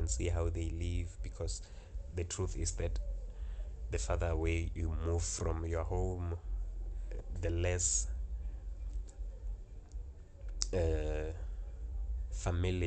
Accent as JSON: {"language": "English", "country": "South Africa", "said": "I'm from South Africa."}